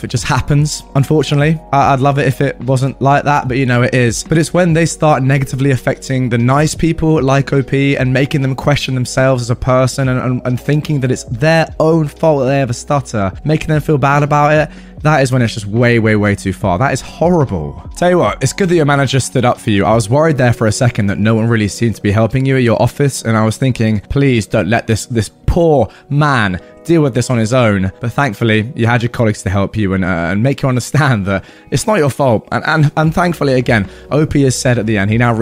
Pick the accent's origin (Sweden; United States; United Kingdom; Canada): United Kingdom; south of England; I'm from the south of England